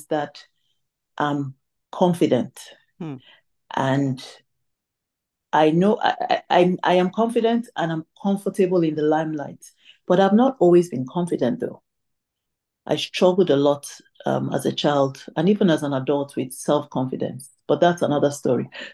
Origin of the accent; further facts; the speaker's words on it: Tamale, Northern Region, Ghana; moved away; also born or lived in Ibusa, Delta State, Nigeria (ancestry); I was born in Tamale, which is in Ghana. However, I am an Igbo lady from Ibuzo in Delta State, and that's by my parental lineage. So my parents are Nigerian